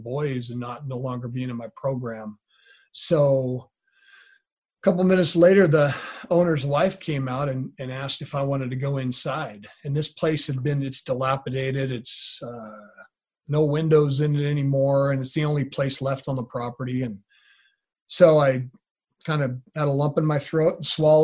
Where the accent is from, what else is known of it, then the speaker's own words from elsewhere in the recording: Grayland, Washington, United States; now in Yakima, United States; the home that I grew up in Grayland, Washington